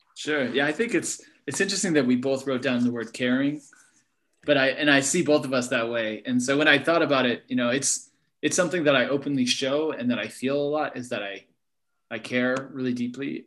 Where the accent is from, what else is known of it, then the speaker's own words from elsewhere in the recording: Berkeley, California, United States; where I grew up in Berkeley Hills